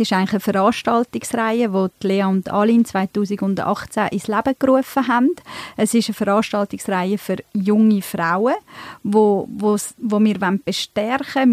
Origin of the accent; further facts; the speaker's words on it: Emmental, Bern, Switzerland; moved away as an adult; also born or lived in Turkey; now in Zurich, Switzerland; ich bin ursprünglich aus der Türkei, ähm, bin aber im Emmental aufgewachsen, sogar ab 14 noch auf dem Bauernhof